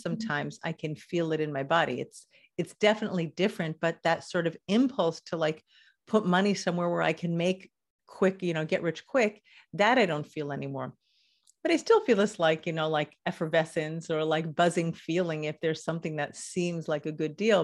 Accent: Los Angeles, California, United States; now in Israel; I grew up in Los Angeles

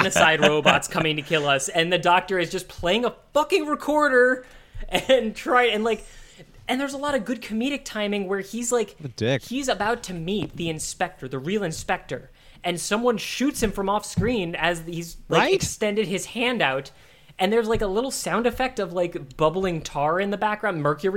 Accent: United States; I'm a stupid American

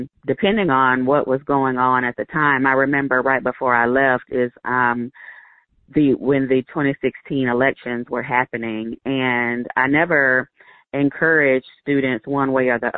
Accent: Alabama, United States; moved away as an adult; now in Bend, United States; I grew up in Alabama. I went to high school there and, you know, spent most of my adult life there

